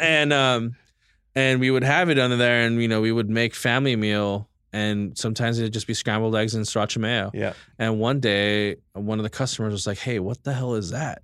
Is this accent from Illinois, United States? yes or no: no; Los Angeles, California, United States; also born or lived in Portland; I'm American-born Filipino. Um, I grew up in East